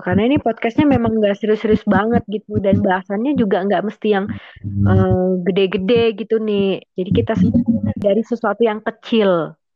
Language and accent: Indonesian; Indonesia; kami dari Indonesia dan tinggal di Indonesia